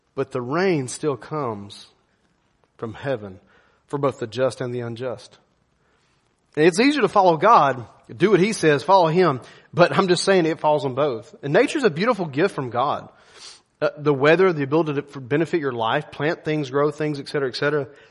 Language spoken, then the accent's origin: English; United States; I'm an American